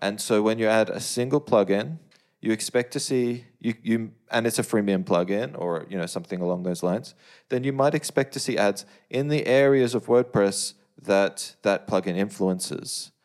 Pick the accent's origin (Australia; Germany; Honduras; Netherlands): Australia; as, as an Australian